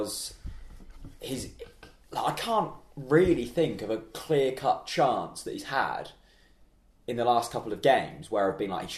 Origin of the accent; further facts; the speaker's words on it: Norfolk, East of England, United Kingdom; We're from Norfolk.